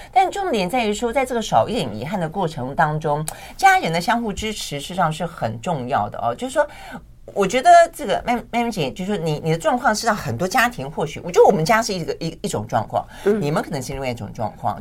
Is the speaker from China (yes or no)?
no; Tainan, Taiwan; moved away; 以前我们在讲我们老家，就是讲台南啊